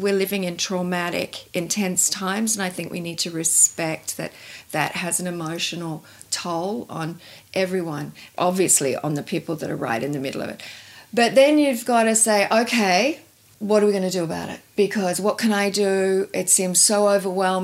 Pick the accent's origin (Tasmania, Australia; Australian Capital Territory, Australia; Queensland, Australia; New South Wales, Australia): Tasmania, Australia; I grew up in Tasmania.